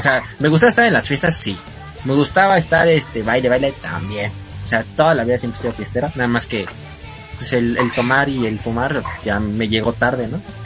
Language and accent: Spanish; Mexico City, Mexico; yo soy de la Ciudad de México